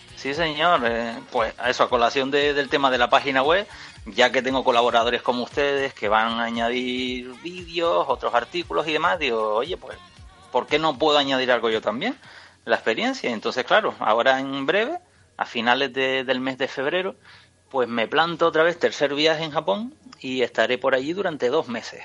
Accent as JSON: {"language": "Spanish", "region": "Canary Islands", "country": "Spain", "said": "yo que soy de Canarias"}